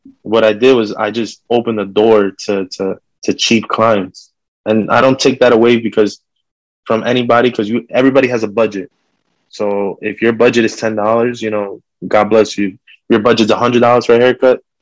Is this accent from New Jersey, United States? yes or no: yes; Fort Lee, New Jersey, United States; I'm from Fort Lee